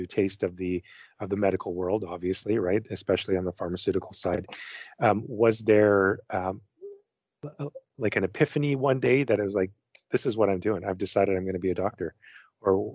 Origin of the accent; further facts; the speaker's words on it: Winnipeg, Manitoba, Canada; moved away; that's where I grew up as well, born and raised in Winnipeg